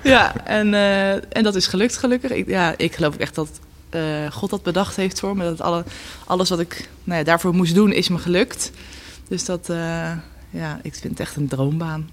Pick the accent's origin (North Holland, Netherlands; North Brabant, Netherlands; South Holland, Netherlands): South Holland, Netherlands; Gouda; also born or lived in Leiden; geboren en getogen in Gouda.